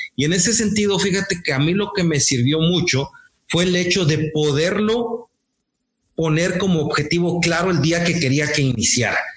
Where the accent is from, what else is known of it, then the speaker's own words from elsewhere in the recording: Morelos, Mexico; now in Monterrey, Mexico; soy del estado de Morelos, actualmente radico en, Monterrey